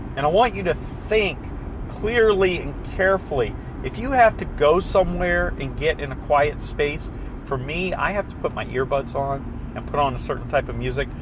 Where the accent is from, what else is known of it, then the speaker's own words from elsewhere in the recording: the South, United States; I'm from the South, so we say fixings